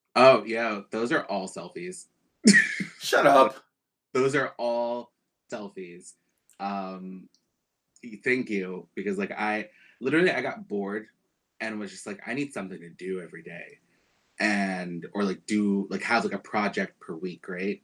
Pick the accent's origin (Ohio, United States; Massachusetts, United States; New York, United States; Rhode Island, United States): New York, United States; New York City; I grew up in Bed-Stuy